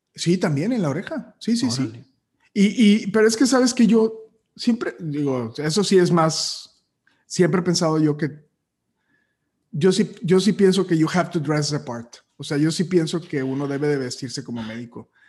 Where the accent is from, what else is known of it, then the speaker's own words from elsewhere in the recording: Matamoros, Tamaulipas, Mexico; moved away as an adult; yo soy de Matamoros y yo me vine aquí a los 18 años